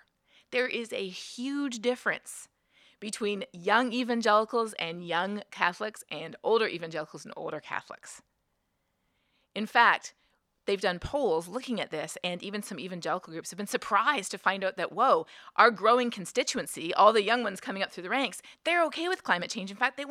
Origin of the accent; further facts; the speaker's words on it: Canada; moved away as an adult; now in United States; when I moved to the United States, I'm originally from Canada, when I moved to the United States, I realized that there are many people here in the United States who don't think climate change is real.